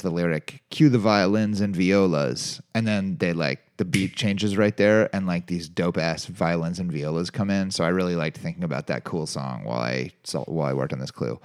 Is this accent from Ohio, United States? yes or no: yes; Cincinnati, Ohio, United States; I grew up in Cincinnati, and that's at Kings Island